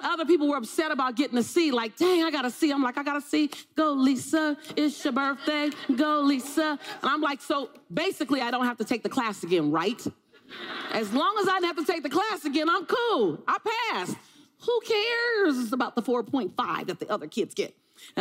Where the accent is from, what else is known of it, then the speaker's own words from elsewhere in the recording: Los Angeles, California, United States; I'm from South Central